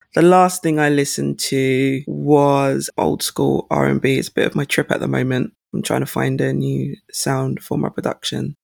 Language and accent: English; St. Lucia; now in United Kingdom; my home country, St. Lucia